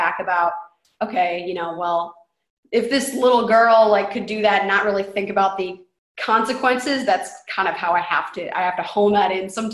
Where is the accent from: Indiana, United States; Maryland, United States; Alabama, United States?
Indiana, United States; moved away as an adult; also born or lived in Nashville; I'm from Indiana, so I came on down